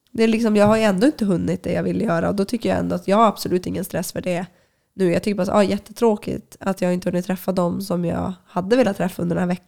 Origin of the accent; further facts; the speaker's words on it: Luleå, Norrbotten County, Sweden; moved away; men men det är väl först nu när jag har flyttat ifrån eh, Luleå eh, och när jag väl kommer tillbaka, då uppskattar jag ju mycket, mycket mer alltså vintern och det här kalla klimatet